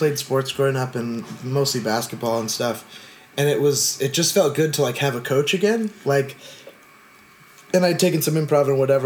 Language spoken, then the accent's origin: English; outside of Sacramento, Northern California, United States; also born or lived in Long Beach, California; I was born in Long Beach, like, in, you know, 40 minutes south of here. But then when I was like five, grew up and moved to Northern California